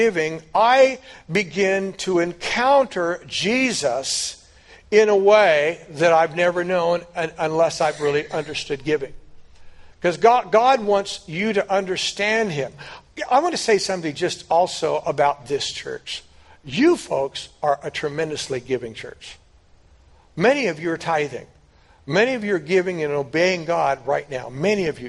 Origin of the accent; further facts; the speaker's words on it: United States